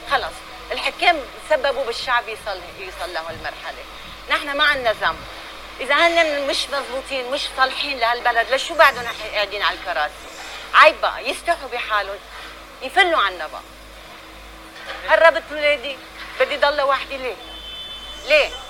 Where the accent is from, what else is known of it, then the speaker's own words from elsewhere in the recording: Lebanon; انا قطعت املي من لبنان واذا هلا بدي بيع هويتي اذا حدا بيشتري بدي سافر